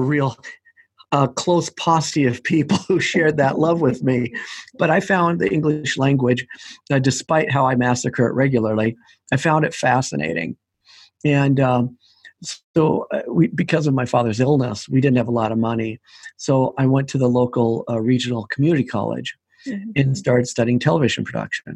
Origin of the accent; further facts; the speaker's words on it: Portland, Oregon, United States; I grew up in Portland, Oregon, where I am right now.